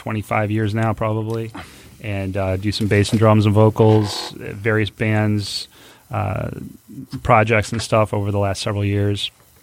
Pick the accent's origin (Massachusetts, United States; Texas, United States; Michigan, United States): Michigan, United States; Grosse Pointe; I'm born and raised in Grosse Pointe, Michigan.